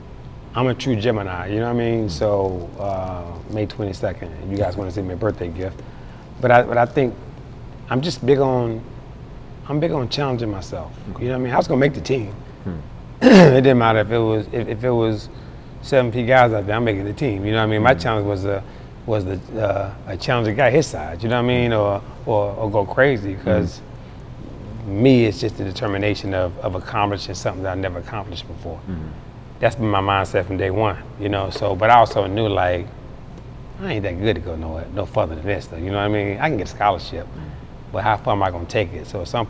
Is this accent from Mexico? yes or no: no; Charlotte, North Carolina, United States; You know, Charlotte's an amazing place. You know, when I was younger, I think it was probably a little bit too slow for me because I've always had a fast mentality.